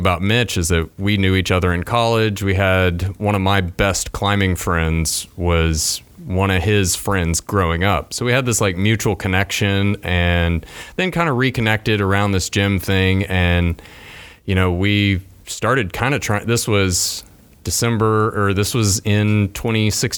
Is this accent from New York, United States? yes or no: no; Amarillo, Texas, United States; moved away; I was 15 years old growing up in Texas. And where at in Texas? Amarillo